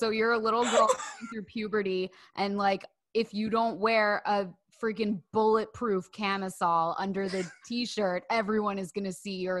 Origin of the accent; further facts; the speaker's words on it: New Jersey, United States; moved away as an adult; now in United Kingdom; now that I live in the UK